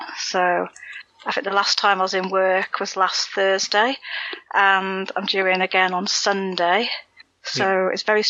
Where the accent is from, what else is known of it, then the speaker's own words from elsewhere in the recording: South East England, United Kingdom; now in Wales; I used to live in Kent for a while. I'm from Kent.